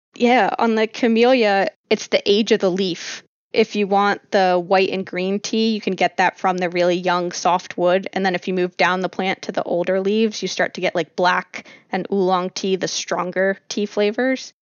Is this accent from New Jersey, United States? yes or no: yes; New Jersey, United States; I grew up in South Jersey, and I grew up hanging out in the pine barrens